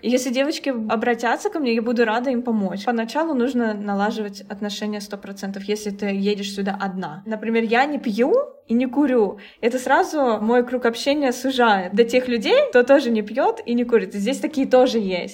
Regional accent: Russia; now in Cambodia; я из России

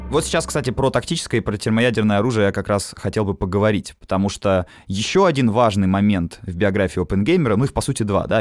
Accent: Obninsk, Kaluga Oblast, Russia; я сам уроженец города Обнинск

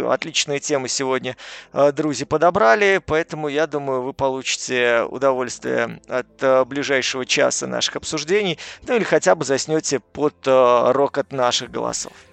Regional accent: Belarus; я из Беларуси

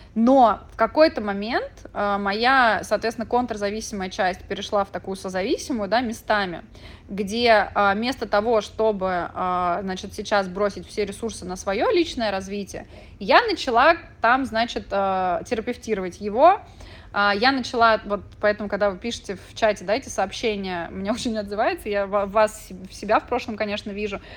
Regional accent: Moscow, Russia; moved away as an adult; also born or lived in Mexico; я родилась в Москве и выросла

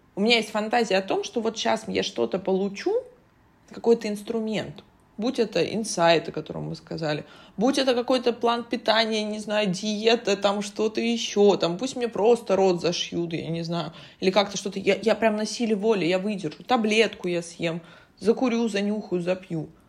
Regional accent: Saint Petersburg, Russia; я родилась в Петербурге

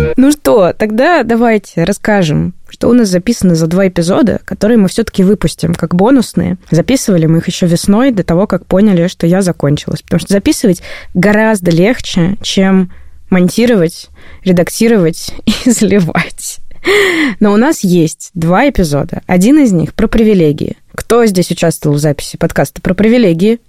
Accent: Saint Petersburg, Russia; Петербург – мой родной город

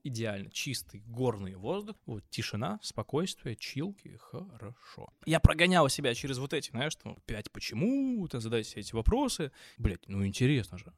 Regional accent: Pskov, Pskov Oblast, Russia; moved away as an adult; also born or lived in Moscow; now in Georgia; вернулся в свой родной город Псков

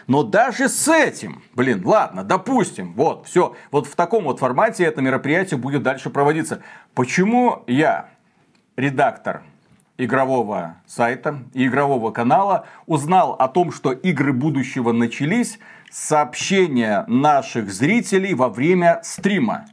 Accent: Belarus; мы из Беларуси

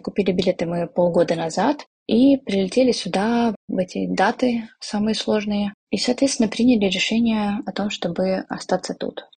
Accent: Shakhty, Rostov Oblast, Russia; moved away as an adult; also born or lived in Moscow; now in Thailand; я из города Шахты, Ростовской области, проучилась там в школе

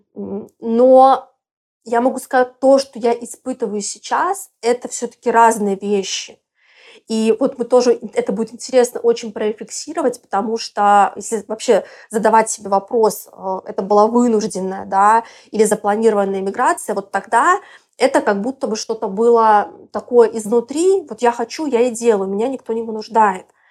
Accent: Belarus; moved away as an adult; also born or lived in Moscow, Russia; now in Bali, Indonesia; я вообще из Беларуси и до четырнадцатого года жила, училась там.

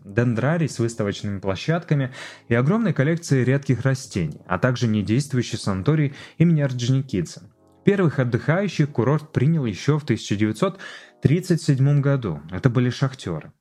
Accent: Siberia, Khakassia, Russia; moved away as an adult; also born or lived in Novosibirsk; now in Sochi, Russia; я убежденный сибиряк, и моя внутренняя Хакасия просторами степными расстилается

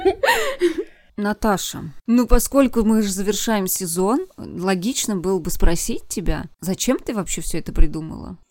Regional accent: Vladimir, Vladimir Oblast, Russia; moved away; на моей малой родине в э, городе Владимире

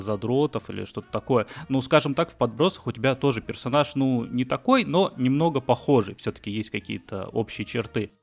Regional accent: Batumi, Adjara, Georgia; moved away; Я сам из Батуми, грузинский город небольшой

